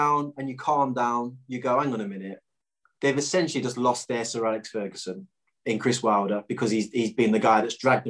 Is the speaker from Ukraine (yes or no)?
no; Clifton, East Midlands, United Kingdom; I'm from Clifton